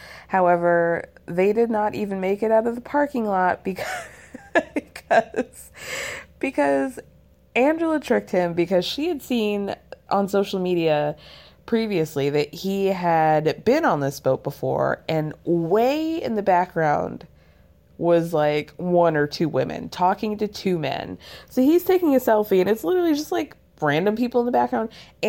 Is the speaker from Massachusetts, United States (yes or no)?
no; Georgia, United States; I'm from North Georgia. I grew up there for most of my life.